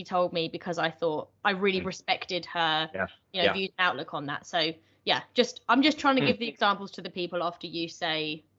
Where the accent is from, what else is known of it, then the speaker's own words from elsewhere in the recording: United Kingdom; Because as British, British people, I feel like don't really want